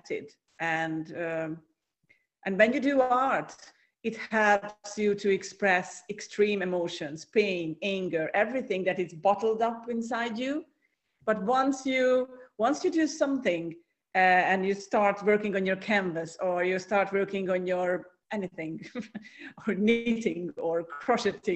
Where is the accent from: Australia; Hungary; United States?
Hungary; now in Cyprus; I'm originally from Hungary, from Central Europe.